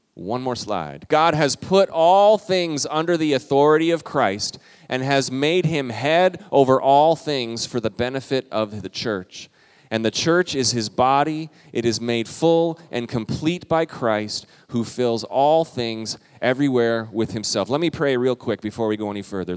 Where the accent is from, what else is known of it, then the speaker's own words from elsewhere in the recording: Minnesota, United States; we're Minnesotan